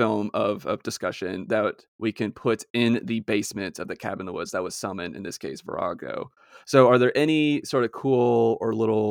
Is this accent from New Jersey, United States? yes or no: no; Nashville, Tennessee, United States; I'm from Nashville, Tennessee.